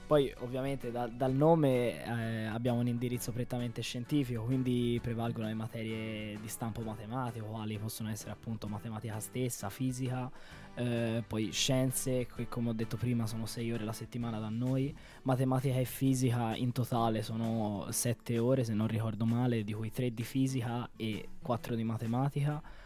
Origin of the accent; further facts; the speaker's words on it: Florence, Tuscany, Italy; Io vengo da Firenze, ho quasi 18 anni